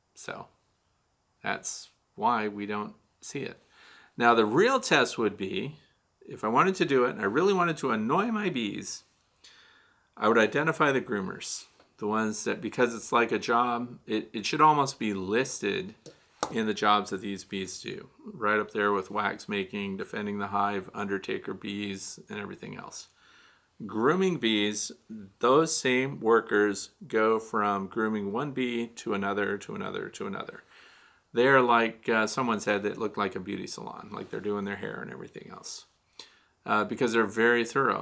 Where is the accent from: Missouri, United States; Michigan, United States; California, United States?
Missouri, United States; moved away; I'm originally from Missouri